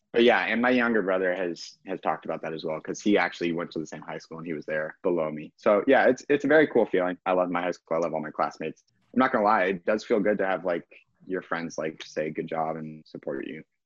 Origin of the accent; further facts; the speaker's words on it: Kansas, United States; I'm from Kansas and a Packers fan